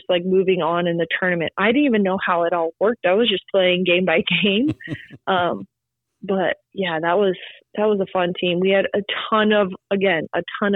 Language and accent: English; South Dakota, United States; I'm from South Dakota